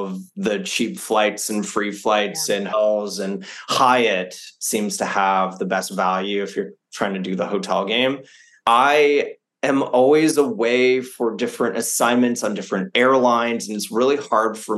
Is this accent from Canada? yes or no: yes; Canada; also born or lived in Japan / France; I'm French Canadian